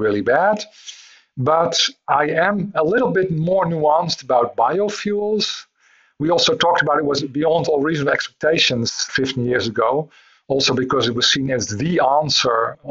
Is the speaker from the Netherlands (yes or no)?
yes; Netherlands; I'm from the Netherlands